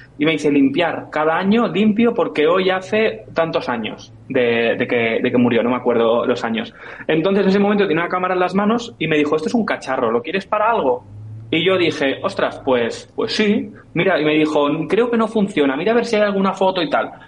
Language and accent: Spanish; Catalonia, Spain; yo soy catalán y mi padre también